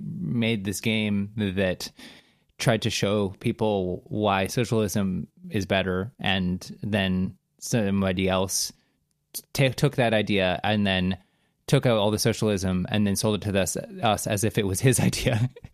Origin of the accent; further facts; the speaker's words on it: Canada; I'm from Canada